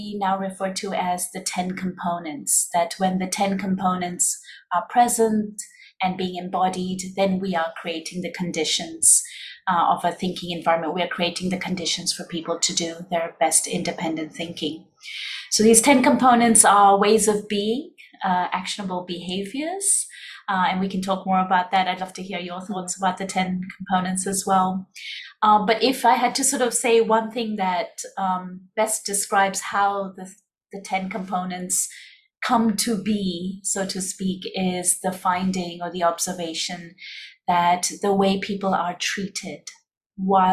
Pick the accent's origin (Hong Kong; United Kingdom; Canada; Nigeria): Hong Kong; moved away as an adult; also born or lived in India; now in Singapore; we were both born and raised in Hong Kong.